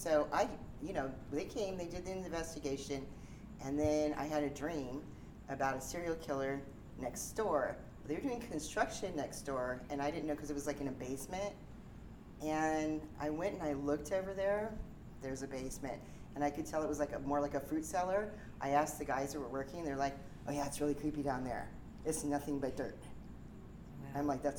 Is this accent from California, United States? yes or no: yes; San Diego, California, United States; I'm from San Diego.